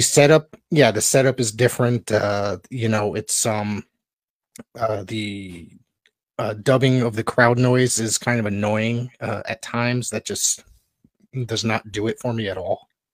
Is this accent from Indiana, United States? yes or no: no; Woodbridge, Connecticut, United States; I grew up in Woodbridge, Connecticut.